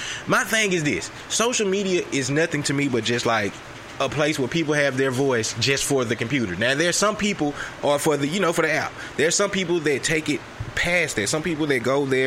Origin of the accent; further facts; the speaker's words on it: the South, United States; We're from the South